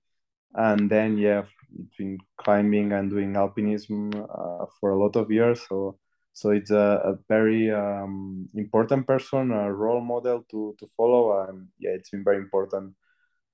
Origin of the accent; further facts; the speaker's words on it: Banyoles, Catalonia, Spain; English is a second language; moved away as an adult; now in Font-Romeu, France; I'm close to my hometown, that it's Banyoles.